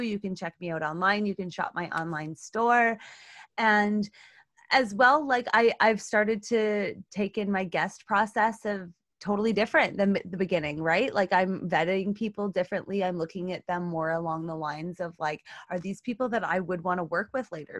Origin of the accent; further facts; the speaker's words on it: Canada; I'm Canadian